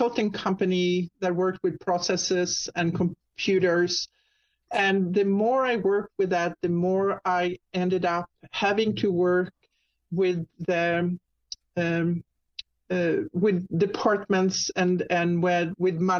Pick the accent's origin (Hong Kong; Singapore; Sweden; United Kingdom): Sweden; accent: Swedish; English is a second language; moved away as an adult; now in Jacksonville, United States; I'm actually Swedish. People usually hear my little accent there. So it's Swedish. And I moved to the U.S. About 30 years ago